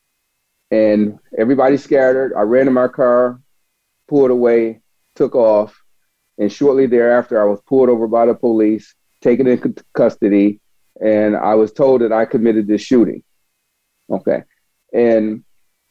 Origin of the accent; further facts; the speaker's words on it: Buffalo, New York, United States; now in Augusta, Georgia, United States; I grew up in Buffalo, New York